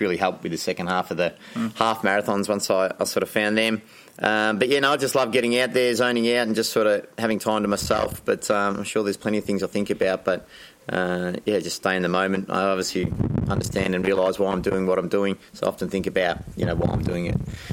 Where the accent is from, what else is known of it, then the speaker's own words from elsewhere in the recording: Anglesea, Victoria, Australia; I grew up in Anglesey